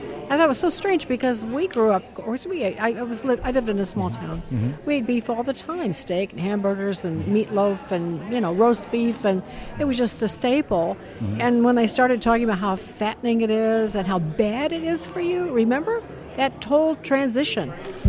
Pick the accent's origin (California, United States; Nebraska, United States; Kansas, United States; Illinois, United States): Illinois, United States; I'm from Illinois, so Chicago does the same thing for the whole state.